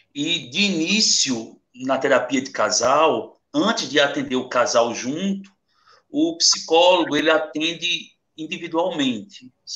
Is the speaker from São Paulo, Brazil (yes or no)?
no; Itaquitinga, Pernambuco, Brazil; also born or lived in Vila do Socorro; eu sou de Itaquaritinga, do norte, eu moro, minha família é, mora aqui em Vila do Socorro